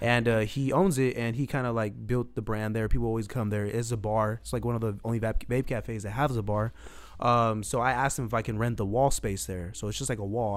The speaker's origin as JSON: {"language": "English", "town": "San Jose", "region": "California", "country": "United States", "tie": "born or raised there", "said": "I grew up in Southside San Jose, went to Old Grove High School."}